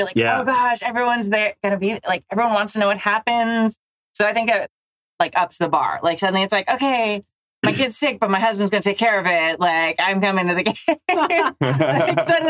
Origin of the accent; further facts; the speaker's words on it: Southern California, United States; I'm from Southern California.